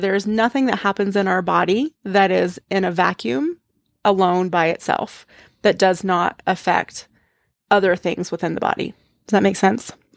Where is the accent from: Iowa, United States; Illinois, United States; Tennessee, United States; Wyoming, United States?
Tennessee, United States; East; I grew up in the Southern Baptist Church in East Tennessee